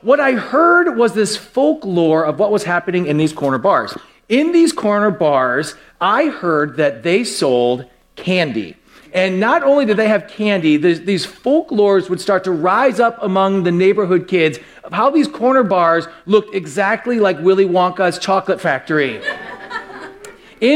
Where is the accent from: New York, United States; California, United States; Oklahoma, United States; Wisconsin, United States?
Wisconsin, United States; West Milwaukee; when I was very young, I grew up in West Milwaukee